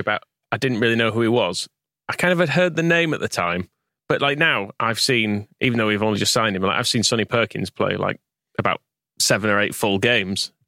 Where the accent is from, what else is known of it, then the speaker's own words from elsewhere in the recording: Wakefield, Yorkshire and the Humber, United Kingdom; growing up in Wakefield